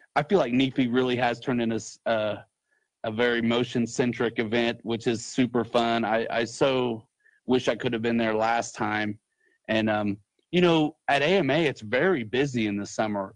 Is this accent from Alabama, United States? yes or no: no; Muncie, Indiana, United States; I love Muncie because it's my hometown